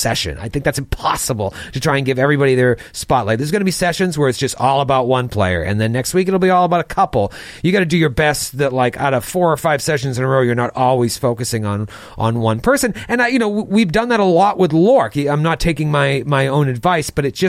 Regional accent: Haverhill, Massachusetts, United States; my hometown of Haverhill, Mass

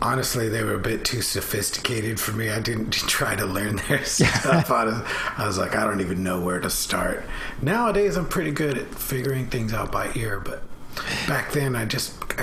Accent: Bellevue, Washington, United States; I grew up in Bellevue, Washington

